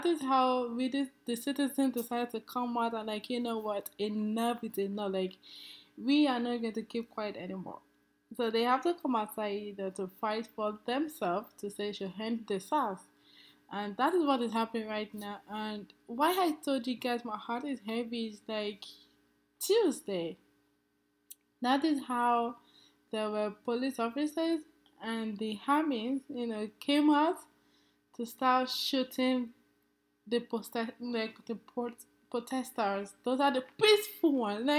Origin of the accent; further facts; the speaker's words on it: Nigeria; moved away; my home country, in Nigeria